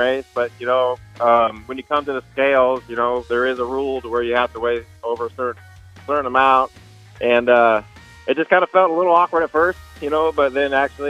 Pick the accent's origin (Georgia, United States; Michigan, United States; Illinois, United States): Michigan, United States; Monroe; now in Wichita, United States; Originally from Monroe, Michigan. Moved out to Wichita, Kansas in 2010.